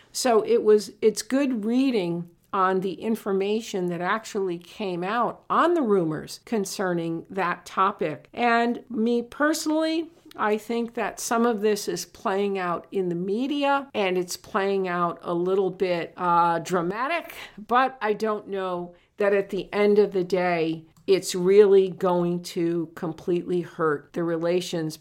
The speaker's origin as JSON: {"language": "English", "region": "Connecticut", "country": "United States", "said": "I'm from Connecticut"}